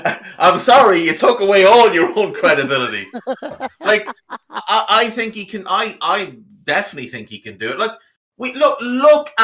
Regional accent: Ireland

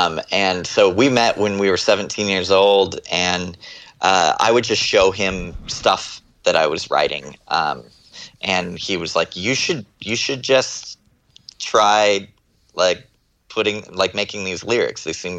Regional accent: Texas, United States; born there; moved away; also born or lived in Florida / California; I was born in Texas. And my family moved around a lot. We moved to Florida for a while and then moved to moved to California

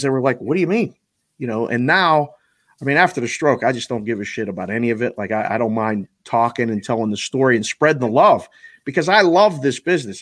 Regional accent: Pittsburgh, Pennsylvania, United States; now in Las Vegas, United States; I grew up in Pittsburgh

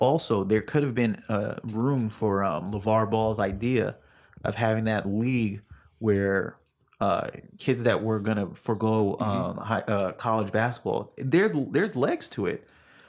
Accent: New York, United States; growing up in New York

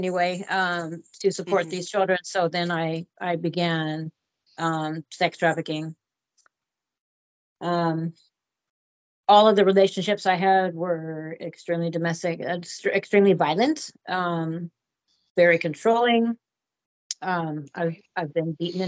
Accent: Portland, Oregon, United States; I was born and raised here in Portland, Oregon, to a middle-class family

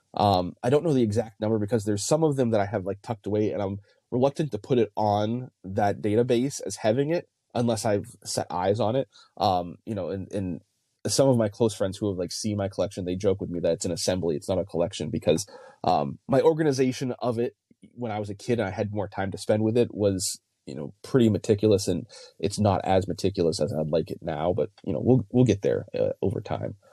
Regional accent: New England, United States; I grew up in New England

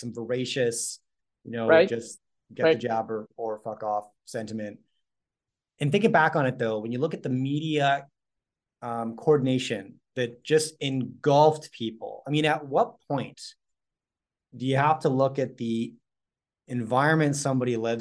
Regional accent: Canada; I'm Canadian

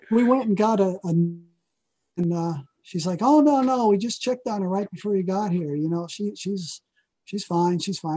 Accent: New Jersey, United States; moved away; also born or lived in Oregon; I'm from New Jersey

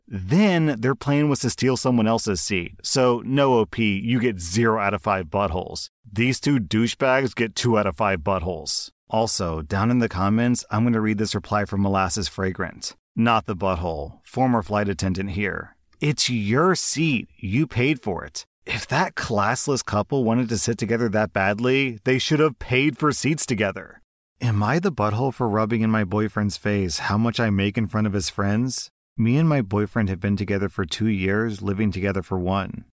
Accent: United States; I'm an American

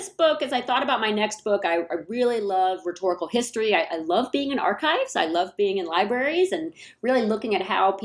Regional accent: Atlanta, Georgia, United States; moved away as an adult; now in San Jose, United States; I grew up in Atlanta, Georgia. I came to San Jose in 2002

